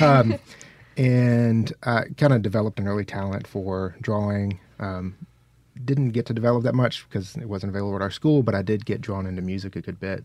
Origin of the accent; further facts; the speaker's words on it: Mississippi Delta, United States; I grew up in the Mississippi Delta, uh, somewhere between Batesville and Marks